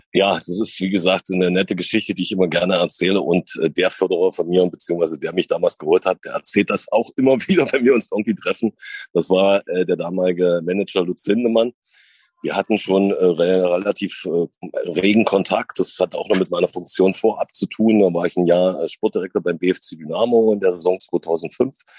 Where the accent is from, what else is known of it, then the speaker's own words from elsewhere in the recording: Sandersdorf, Saxony-Anhalt, Germany; also born or lived in Wolfen; ich bin in Wolfen aufgewachsen, beziehungsweise geboren und in Sandersdorf aufgewachsen